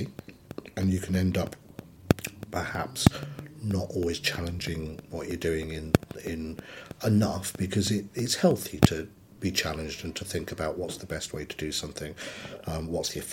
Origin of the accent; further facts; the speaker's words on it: West Cornwall, South West England, United Kingdom; I grew up in West Cornwall